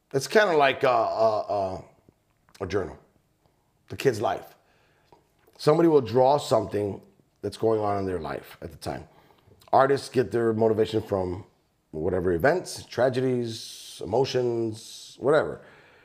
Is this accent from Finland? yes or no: no; East Chicago, Indiana, United States; moved away; We grew up in East Chicago